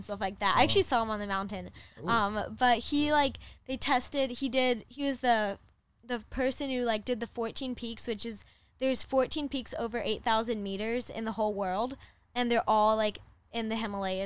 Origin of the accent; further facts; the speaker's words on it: Chicago, Illinois, United States; moved away as an adult; also born or lived in Upper Peninsula, Michigan; now in Los Angeles, United States; I lived in Chicago area